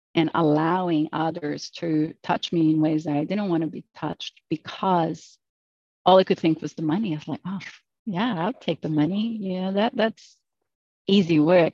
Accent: Brazil; moved away; I'm from Brazil originally, so the culture is a little bit different than it is in the US

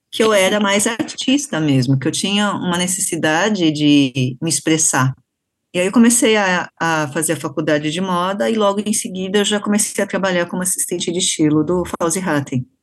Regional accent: Brazil; Eu não sou japonesa, eu sou brasileira, então, mas eu tenho essa referência, essa formação, essa identificação que é nipo brasileira

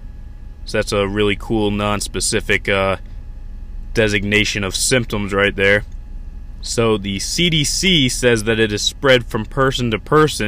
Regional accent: United States; I'm an American.

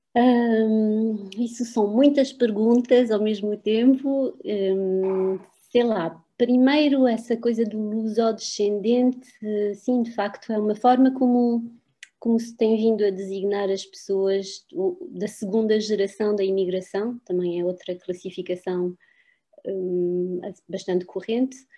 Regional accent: France; moved away as an adult; quando vivi em França, e vivi em França até aos, até aos 25 anos, considerava-me como francesa

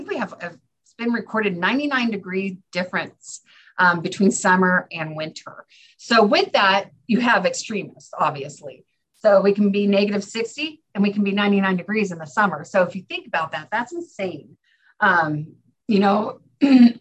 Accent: California, United States; moved away as an adult; now in Fairbanks, United States; I was from California where you have palm trees or big redwoods

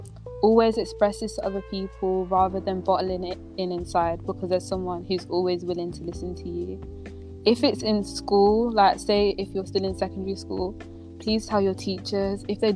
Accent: Kenya; Like, I've become a lot more proud of my heritage. Like, as I said, I'm Kenyan. I'll always be wearing my Kenyan wristband.

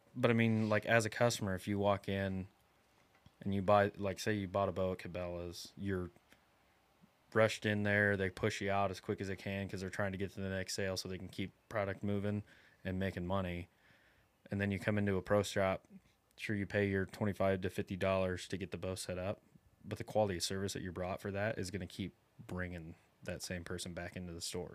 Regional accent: Iowa, United States; now in South Texas, United States; I'm from Iowa, and in Iowa, we, you get a, two full months of archery season

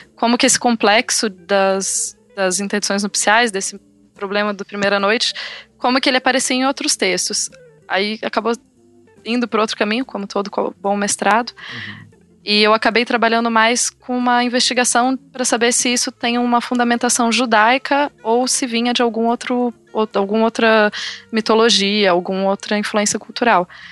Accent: Rio Branco, Acre, Brazil; moved away as an adult; now in Birmingham, United Kingdom; eu nasci no Acre, sou acriana, de Rio Branco.

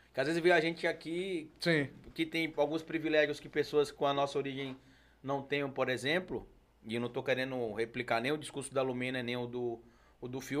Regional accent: Itabuna, Bahia, Brazil; now in Aracaju, Brazil; quando eu vou na minha cidade natal, que é Itabuna

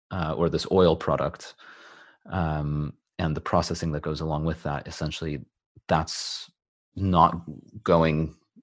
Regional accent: Los Angeles, California, United States; moved away; I'm originally from Los Angeles.

